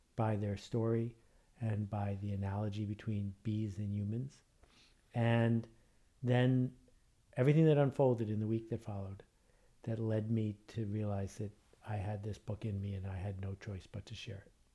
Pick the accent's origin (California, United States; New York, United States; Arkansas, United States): New York, United States; Buffalo; growing up in Buffalo, New York.